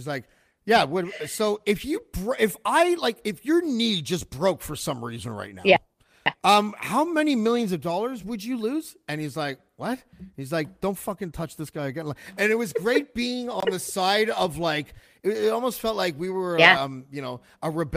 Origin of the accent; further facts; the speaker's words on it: Whitby, Ontario, Canada; moved away as an adult; also born or lived in Montreal; And then I was like 4 months old or something in Whitby. And that's where I stayed until I was 20